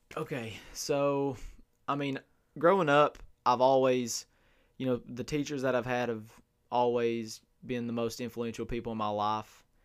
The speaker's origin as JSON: {"language": "English", "town": "Inez", "region": "Kentucky", "country": "United States", "tie": "born or raised there", "said": "I am from, born and raised in Ines, Kentucky, Martin County"}